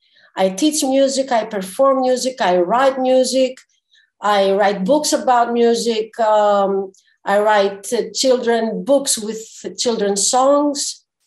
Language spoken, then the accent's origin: English; Zakynthos, Ionian Islands, Greece; now in Athens, Greece; I live in Athens. I was born in Zakynthos, a very beautiful island in Western Greece.